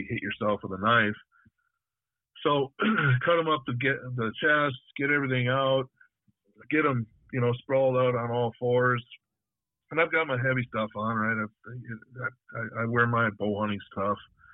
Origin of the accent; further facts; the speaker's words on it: North Woods north of Ladysmith, Wisconsin, United States; I grew up hunting in the North Woods up north of Ladysmith